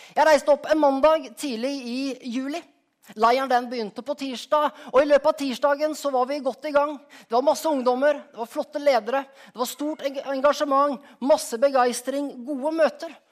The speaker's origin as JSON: {"language": "Norwegian", "town": "Skien", "region": "Telemark", "country": "Norway", "tie": "born or raised there", "also_born_or_lived": "Rogaland", "moved": "yes", "said": "hjemplassen min, av Skien."}